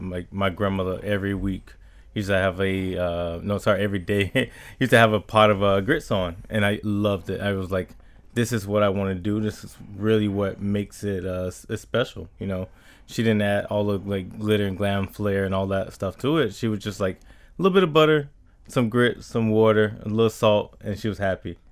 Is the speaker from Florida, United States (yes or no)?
yes; Riviera Beach, Florida, United States; I grew up in Revere Beach